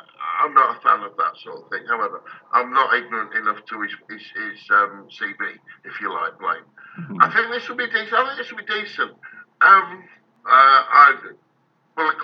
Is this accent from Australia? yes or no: no; United Kingdom; I'm British